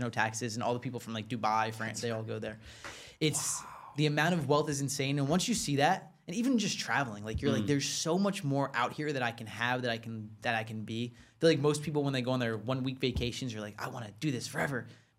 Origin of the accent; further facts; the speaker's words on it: New Jersey, United States; New Jersey